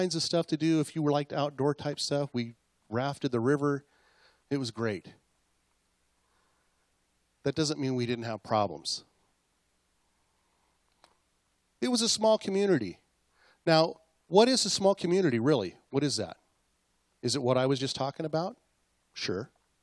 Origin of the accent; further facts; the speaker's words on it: Acme, United States; I grew up in Mayberry, okay? Only it was called Acme, like on Bugs Bunny